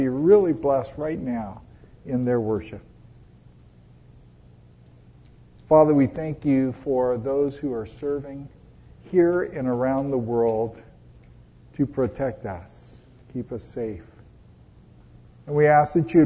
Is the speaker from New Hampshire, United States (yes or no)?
no; Los Angeles, California, United States; moved away; also born or lived in Connecticut; I was born in Hollywood at Hollywood Presbyterian Hospital